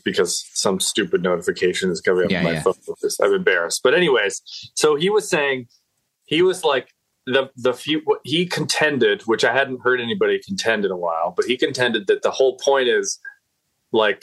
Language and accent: English; Berkeley, California, United States; now in New York, United States; I grew up in Berkeley, California.